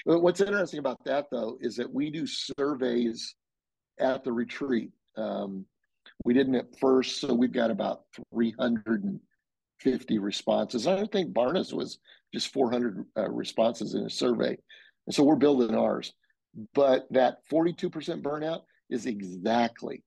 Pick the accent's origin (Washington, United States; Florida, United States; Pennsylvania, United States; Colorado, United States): Colorado, United States; Denver; moved away; we're from Denver. And so I'm back a few times